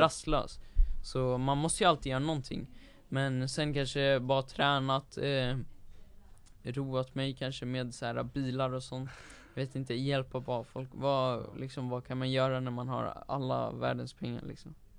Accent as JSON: {"language": "Swedish", "country": "Sweden", "tie": "born or raised there", "said": "jag är ju född här i Sverige"}